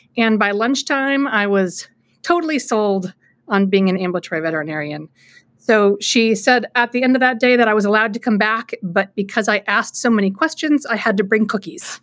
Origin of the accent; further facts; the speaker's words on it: Anchorage, Alaska, United States; moved away as an adult; also born or lived in New Hampshire; now in central New York, United States; I was born and raised in Anchorage, Alaska